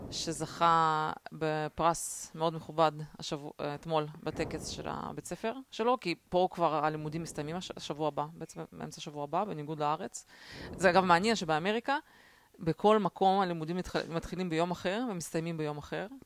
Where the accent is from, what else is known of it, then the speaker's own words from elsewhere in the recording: Russia; לא, אני בתור ילדה רוסייה זוכרת את הקטע הזה